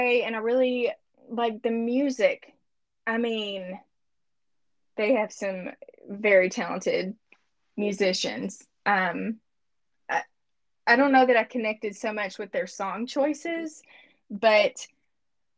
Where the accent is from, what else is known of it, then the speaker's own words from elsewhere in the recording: Monticello, United States; moved away as an adult; now in Bentonville, United States; the church that I grew up in Monticello